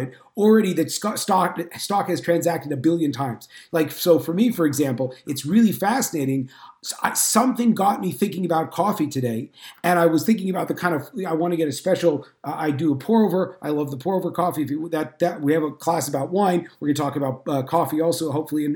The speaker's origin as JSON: {"language": "English", "region": "Northern California", "country": "United States", "tie": "born or raised there", "said": "I grew up in Northern California in a largely assimilated Jewish home."}